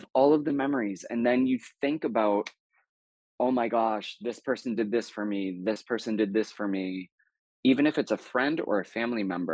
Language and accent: English; New Hampshire, United States; I grew up in the Northeast. I grew up in New Hampshire.